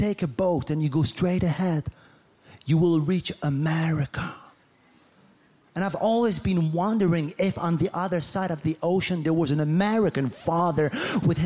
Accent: Morocco; English is a second language; also born or lived in France; now in New York City, United States; I moved from France, but I was born in Morocco

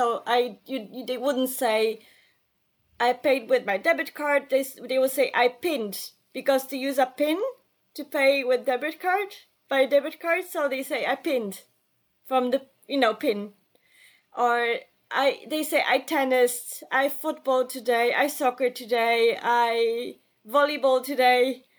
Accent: Warsaw, Masovian Voivodeship, Poland; English is a second language; also born or lived in Cologne, Germany; So I am originally from Warsaw, Poland. And I lived in Germany as a kid. So for 2 years, my parents and I lived in Cologne in Germany.

